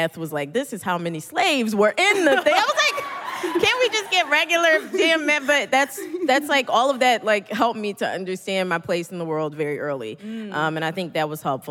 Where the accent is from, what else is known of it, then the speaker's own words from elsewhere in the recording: Philadelphia, Pennsylvania, United States; accent: thick Philly accent; I went to school at Temple in Philly. So I wasn't aware how thick my accent was at the time